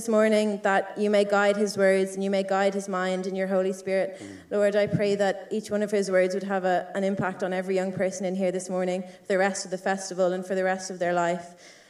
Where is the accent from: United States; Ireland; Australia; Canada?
Ireland; Meath and Kildare, Leinster; Meath and Kildare.